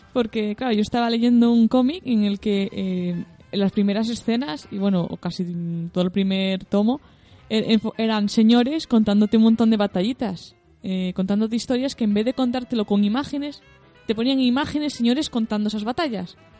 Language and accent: Spanish; Galicia, Spain; soy, gallega